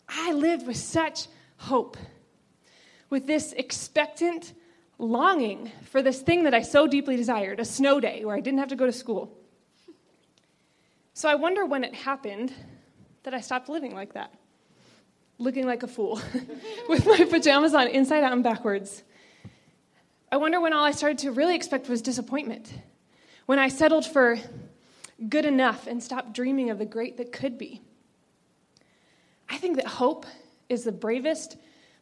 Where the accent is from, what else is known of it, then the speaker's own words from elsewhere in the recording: just outside of Annapolis, Maryland, United States; I grew up just outside of Annapolis, Maryland, where it snows plenty